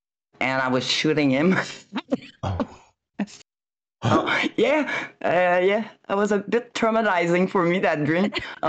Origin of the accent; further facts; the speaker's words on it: Montreal, Quebec, Canada; I was from Montreal